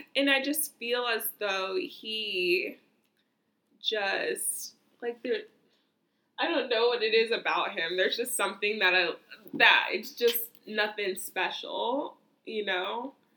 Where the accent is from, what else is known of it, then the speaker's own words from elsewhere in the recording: United States; me as an American